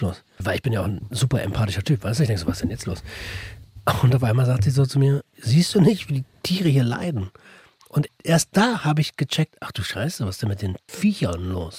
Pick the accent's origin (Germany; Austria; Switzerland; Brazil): Germany; Berlin; ich komme aus Berlin, haben die gesagt, ah, er Deutscher